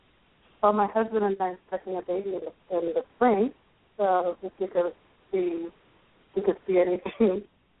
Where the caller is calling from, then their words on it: Rhode Island, United States; I'm calling from Rhode Island.